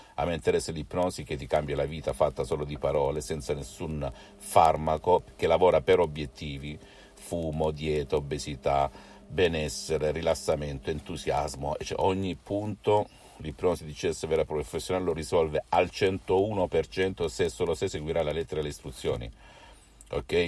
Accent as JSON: {"language": "Italian", "area": "Salento", "region": "Apulia", "country": "Italy", "said": "io sono italiano, sono salentino"}